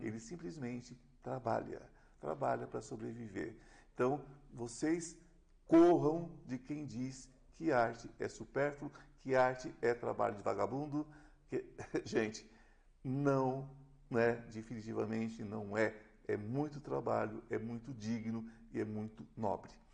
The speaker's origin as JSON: {"language": "Portuguese", "region": "São Paulo", "country": "Brazil", "tie": "born or raised there", "said": "eu sou nascido aqui"}